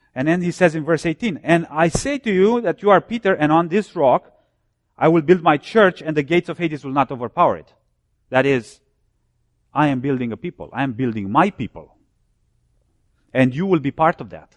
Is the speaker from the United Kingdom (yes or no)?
no; Romania; now in United States; I was born and I grew up behind the Iron Curtain. I'm from Romania.